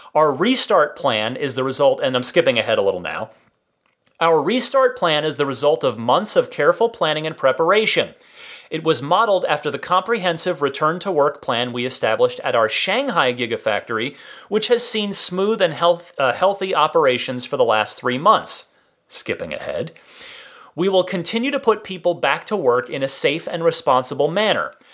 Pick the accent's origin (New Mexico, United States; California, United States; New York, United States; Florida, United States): California, United States; as a Californian